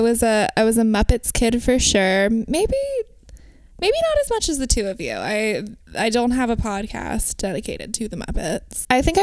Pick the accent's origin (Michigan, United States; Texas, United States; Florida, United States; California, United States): California, United States; San Diego; I was born in San Diego.